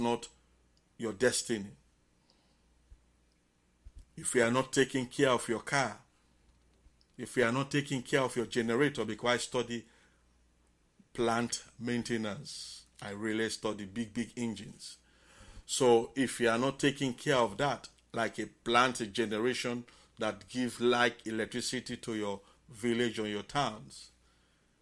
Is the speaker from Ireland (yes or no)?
no; Bonthe Island, Southern Province, Sierra Leone; moved away as an adult; now in Tacoma, United States; as an islander, Bont Island, electricity, we are enjoying electricity those days